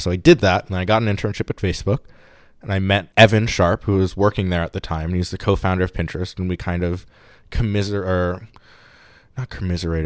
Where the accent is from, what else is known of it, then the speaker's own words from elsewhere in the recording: New York City, New York, United States; moved away as an adult; also born or lived in Pittsburgh; I'm from New York. So I grew up in New York City, bouncing between Queens and Brooklyn